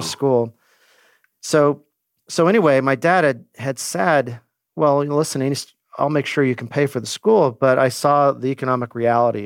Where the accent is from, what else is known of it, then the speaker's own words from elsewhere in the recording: Glendora, California, United States; now in San Luis Obispo, United States; I grew up in Glendora, California